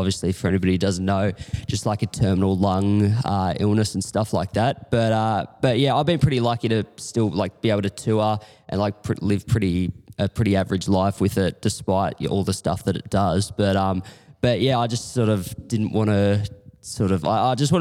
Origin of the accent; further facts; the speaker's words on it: Corowa, New South Wales, Australia; moved away as an adult; now in Melbourne, Australia; I grew up in Corowa, just like near Albury Wodonga sort of area, just a small town on the river